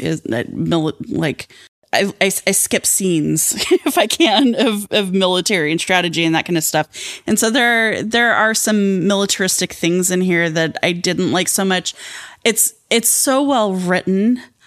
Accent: Southwestern Colorado, United States; I grew up in Southwest, Southwestern Colorado, um, near the Navajo Nation

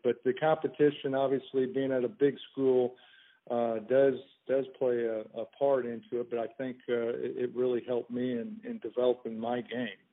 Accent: Indianapolis, Indiana, United States; growing up in Indianapolis

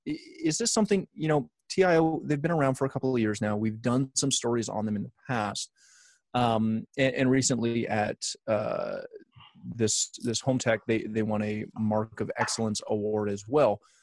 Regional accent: Canada; I'm Canadian

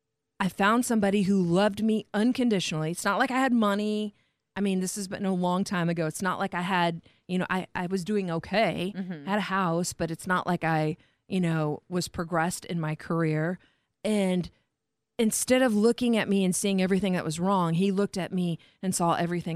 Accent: Warsaw, Indiana, United States; moved away as an adult; I came from Indiana to here.

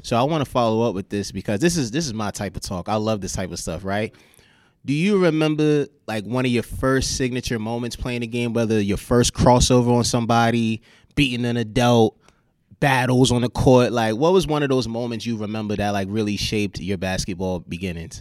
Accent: New York, United States; I'm from New York

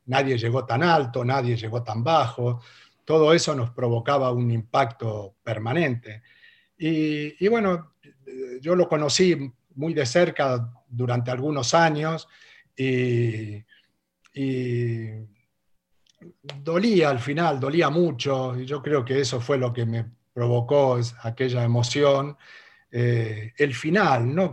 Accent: Argentina; moved away as an adult; also born or lived in Spain; me fui a mi, a mi pueblo y le dije a mi madre, me voy a España

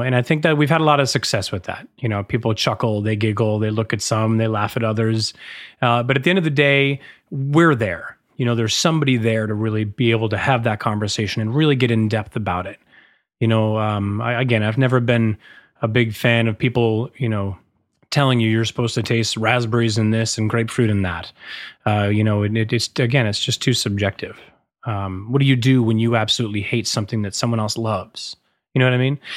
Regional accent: Massachusetts, United States; also born or lived in San Francisco; now in New York, United States; I grew up in Massachusetts

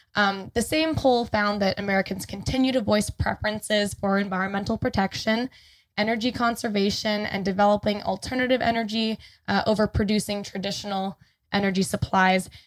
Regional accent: Canada; now in Los Angeles, United States; as a Canadian citizen

